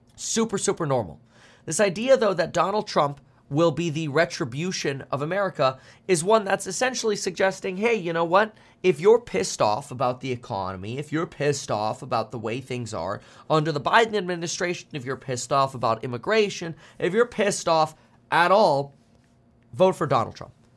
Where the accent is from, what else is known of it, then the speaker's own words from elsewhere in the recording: South Florida, United States; also born or lived in Germany; I grew up in South Florida